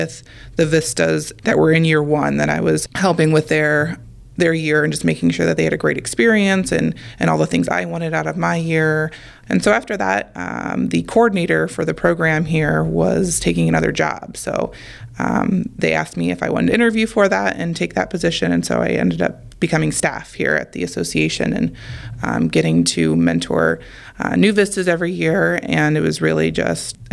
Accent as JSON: {"language": "English", "town": "Toledo", "region": "Ohio", "country": "United States", "said": "I'm originally from Toledo, which is where I went to college"}